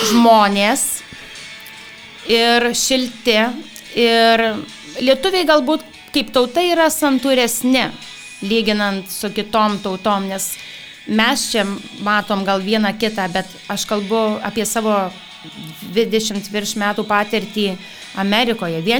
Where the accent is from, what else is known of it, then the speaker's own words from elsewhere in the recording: Alytus, Alytus County, Lithuania; moved away; gimiau ir augau Alituje.